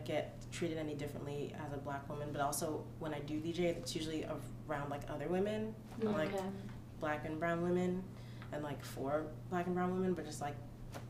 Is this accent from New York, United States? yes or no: yes; Long Island, New York, United States; now in Brooklyn, United States; where I'm from, which is Long Island, which is New York, but not really. It's just like, the wackest place.